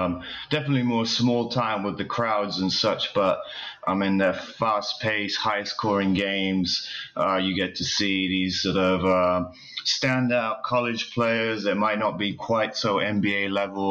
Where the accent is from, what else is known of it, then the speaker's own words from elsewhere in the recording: London, United Kingdom; moved away as an adult; also born or lived in Japan; now in Los Angeles, United States; we'll move back to London